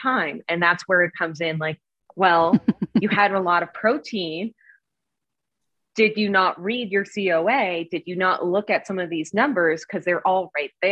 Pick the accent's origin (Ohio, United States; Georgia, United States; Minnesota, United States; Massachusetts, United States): Massachusetts, United States; Cape Cod; moved away; I'm originally from Cape Cod, and I went back to Massachusetts, and somebody opened a brewery in my hometown.